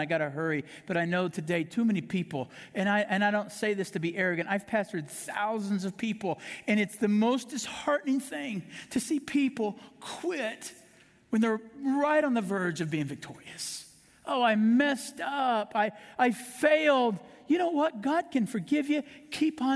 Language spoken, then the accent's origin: English; Kansas City, Missouri, United States; moved away; people still in my hometown in Kansas City, they can't believe I'm a pastor